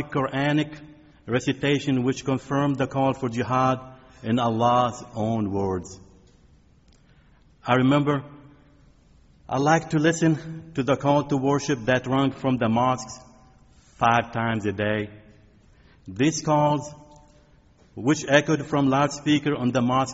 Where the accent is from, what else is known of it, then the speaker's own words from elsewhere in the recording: Bekaa Valley, Beqaa, Lebanon; now in United States; The town I grew up in is located in the Bekaa Valley, surrounded by two stretches of mountains.